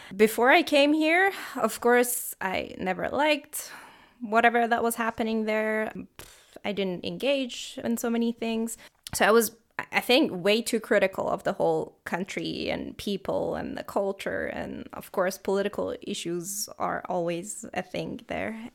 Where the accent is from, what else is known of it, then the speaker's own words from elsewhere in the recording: Tehran, Tehran Province, Iran; moved away as an adult; now in Freiburg, Germany; I come from Iran. I'm from the city Tehran